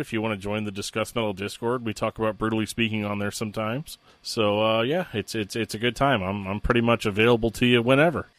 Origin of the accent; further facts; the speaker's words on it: St. Louis, Missouri, United States; I'm from Saint Louis where we have no scene.